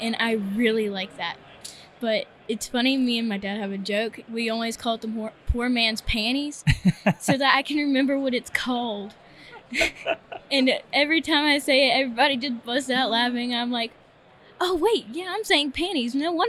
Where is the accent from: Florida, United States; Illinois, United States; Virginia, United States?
Virginia, United States; Pilot; So I'm from Pilot, Virginia, and we're right up in the mountains.